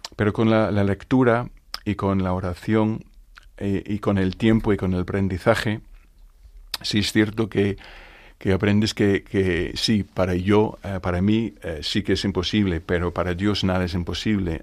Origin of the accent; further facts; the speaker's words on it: Northern Ireland, United Kingdom; Spanish is a second language; moved away as an adult; now in Spain; soy irlandés, de Irlanda del Norte. Eh, llevo 36 años ya viviendo en España